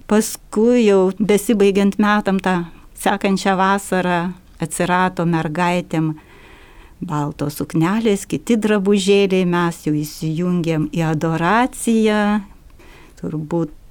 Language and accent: Lithuanian; Šlavantai, Alytus County, Lithuania; moved away as an adult; kai aš išvažiavau iš Lavantų, tai yra, kai man sukako 18 metų